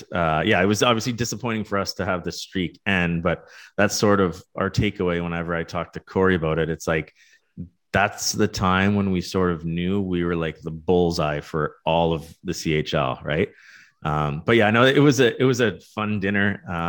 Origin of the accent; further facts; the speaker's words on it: Canada; as a Canadian, there's no other Canadian sport or team essentially that you view into more than this group of, you know, 18, 19 year old kids who are competing for Canada.